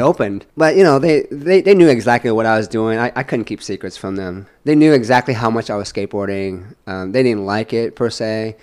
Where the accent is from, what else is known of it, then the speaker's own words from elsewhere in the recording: San Francisco, California, United States; also born or lived in Vietnam; SF is it's my I consider it to be my hometown.